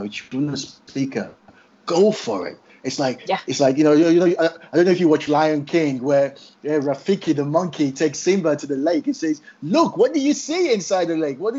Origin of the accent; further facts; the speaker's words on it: Nigeria; now in United Kingdom; my home country, Nigeria.